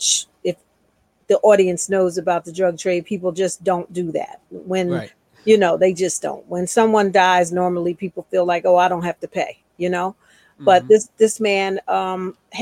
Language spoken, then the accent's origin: English; Philadelphia, Pennsylvania, United States; I'm from Philadelphia, where I am now. And I grew up in a two-parent household